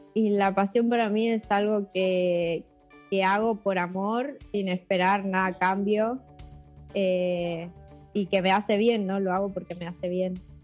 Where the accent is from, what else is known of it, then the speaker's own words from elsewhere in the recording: Buenos Aires, Argentina; nací en, Buenos Aires y me crié toda la vida acá en Capital